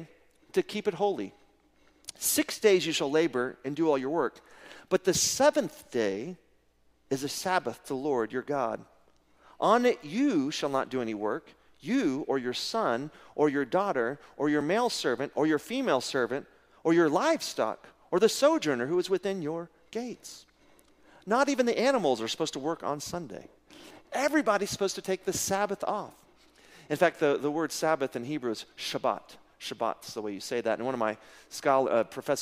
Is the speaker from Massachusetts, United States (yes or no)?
no; Midland, Texas, United States; growing up in Midland, Texas in the 70s and 80s